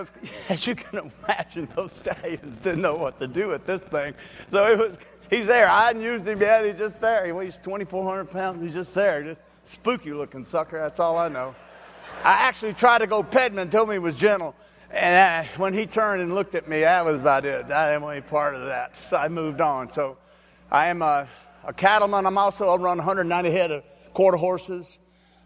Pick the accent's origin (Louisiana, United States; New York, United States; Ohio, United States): Louisiana, United States; Shreveport; I'm from Shreveport, Louisiana, right up the road here.